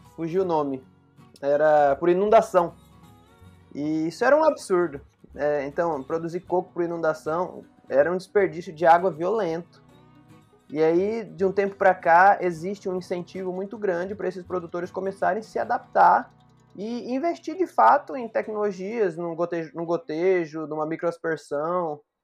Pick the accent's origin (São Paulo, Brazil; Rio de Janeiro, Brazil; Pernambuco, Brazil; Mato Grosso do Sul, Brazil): Mato Grosso do Sul, Brazil; Campo Grande; now in Paraíba, Brazil; eu não sou aqui da Paraíba. Eu sou de Campo Grande, no Mato Grosso do Sul